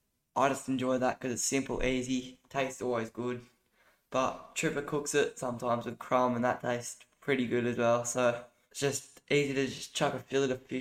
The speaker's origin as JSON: {"language": "English", "region": "Victoria", "country": "Australia", "tie": "born or raised there", "moved": "yes", "said": "I grew up in Victoria"}